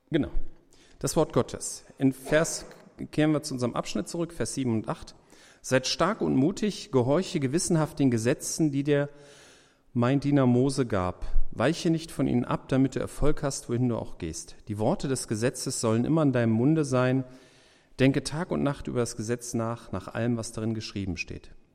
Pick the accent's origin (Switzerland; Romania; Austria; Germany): Germany; wir so als Deutsche